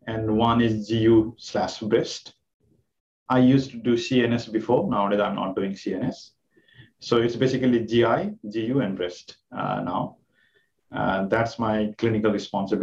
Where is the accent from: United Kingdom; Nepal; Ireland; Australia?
Nepal; moved away as an adult; also born or lived in Japan / Boston, United States; now in Kingston, Canada; I'm from Nepal. My home country is Nepal. I did my medical school there.